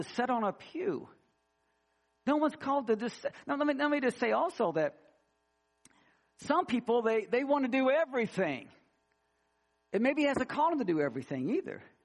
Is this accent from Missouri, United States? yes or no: yes; Missouri, United States; moved away; I grew up in Missouri and we don't have alligators there